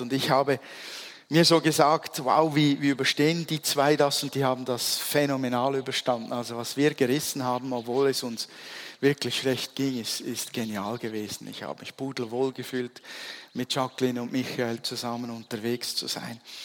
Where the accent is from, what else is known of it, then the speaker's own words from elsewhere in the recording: Switzerland; als Schweizer bist du es gewohnt